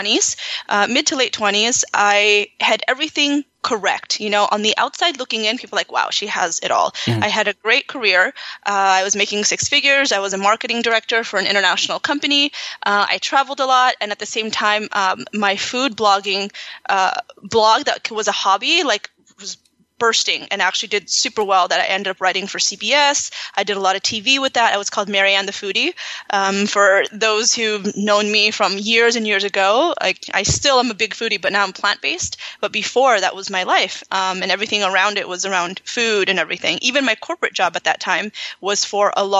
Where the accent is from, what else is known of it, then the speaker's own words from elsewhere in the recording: California, United States; moved away as an adult; also born or lived in Los Angeles; now in Miami, United States; I grew up in California